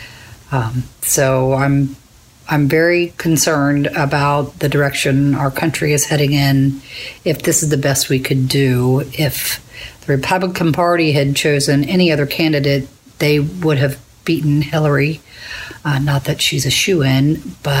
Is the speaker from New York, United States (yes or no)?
no; Florence, Kentucky, United States; I'm from Florence